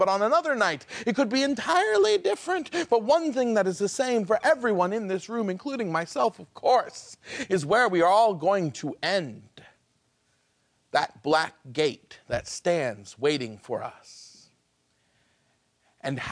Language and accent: English; far northern Maine, United States; I grew up in Maine, far northern Maine.